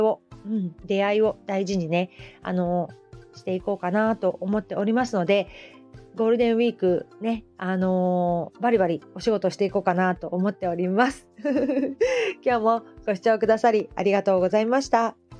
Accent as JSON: {"language": "Japanese", "town": "Hamamatsu", "region": "Shizuoka", "country": "Japan", "tie": "born or raised there", "also_born_or_lived": "Kita-Kamakura", "moved": "yes", "lives_now": "Kamakura, Japan", "said": "私 の地元ね遠州浜松もやっぱり織物の町なんですよね子供の頃から繊維の町"}